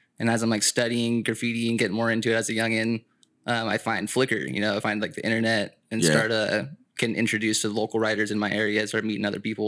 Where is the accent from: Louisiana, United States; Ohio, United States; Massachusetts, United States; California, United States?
California, United States; Yeah, so I grew up like around Santa Cruz County, but I grew up like in the sticks. So we weren't in town or anything. We're out in the mountains and the forest.